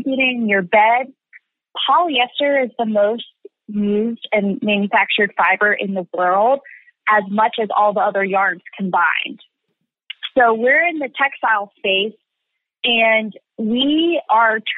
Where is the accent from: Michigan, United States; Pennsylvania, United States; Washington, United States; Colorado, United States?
Pennsylvania, United States; Lancaster; where I grew up in Lancaster, Pennsylvania